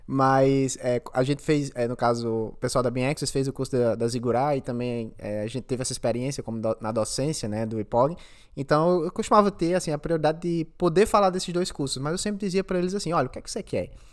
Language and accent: Portuguese; Brazil; now in Australia; a gente é do Brasil